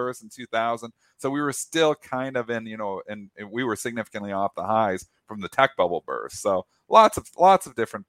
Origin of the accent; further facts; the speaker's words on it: Canada; I'm a Canadian. I cross the border every day to work at the Detroit Bright office.